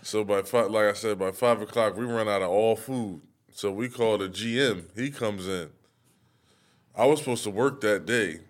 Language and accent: English; Syracuse, New York, United States; I'm from Syracuse